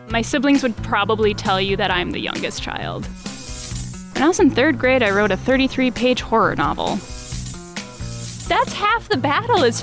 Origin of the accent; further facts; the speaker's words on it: Neenah, Wisconsin, United States; Yes, I am from Neenah. I don't know that I would call it jazzy.